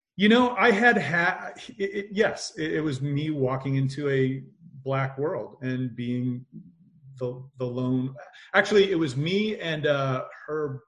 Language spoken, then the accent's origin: English; Indiana, United States; I grew up in Indiana